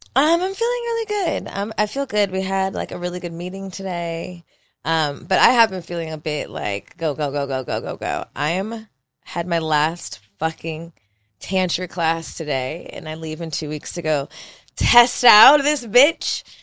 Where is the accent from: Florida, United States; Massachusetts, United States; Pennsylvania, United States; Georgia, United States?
Pennsylvania, United States; Philadelphia; moved away; my hometown of Philadelphia